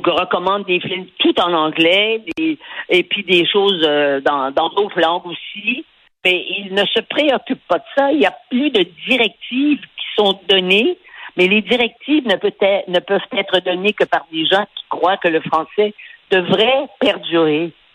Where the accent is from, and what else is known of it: Quebec, Canada